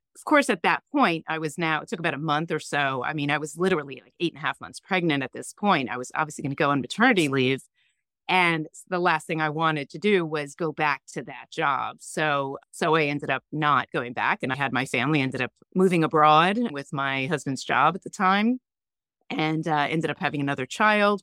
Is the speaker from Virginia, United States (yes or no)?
no; New York, United States; also born or lived in San Francisco / North Carolina; I'm originally from New York